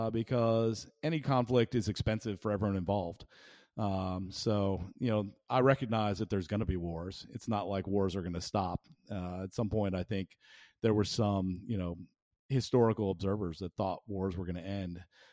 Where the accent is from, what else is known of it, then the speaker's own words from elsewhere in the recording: Australia; So as an Australian, I'm very interested in, you know, a rules-based order